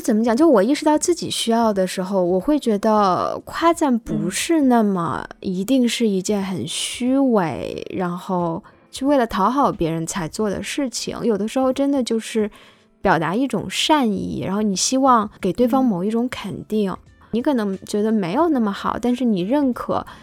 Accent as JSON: {"language": "Chinese", "country": "China", "said": "我们中国人"}